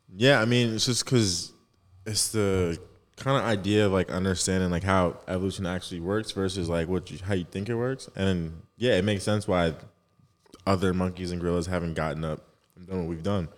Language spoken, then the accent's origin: English; New Jersey, United States; I'm from Jersey, so shout out South Jersey